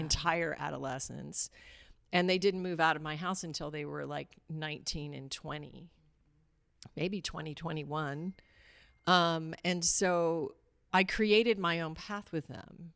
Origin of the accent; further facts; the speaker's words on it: Alaska, United States; I grew up in Alaska